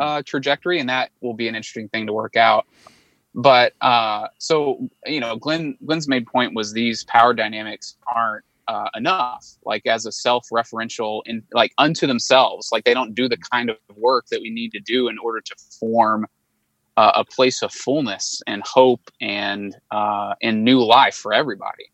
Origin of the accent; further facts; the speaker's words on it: Arkansas, United States; also born or lived in Chicago, United States / Little Rock, United States; I'm from Arkansas. Um, was born and raised in Arkansas